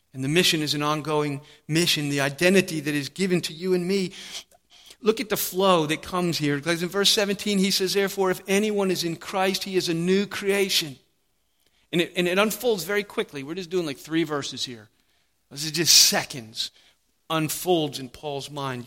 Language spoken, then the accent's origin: English; United States; a servant of King Jesus before I'm even an American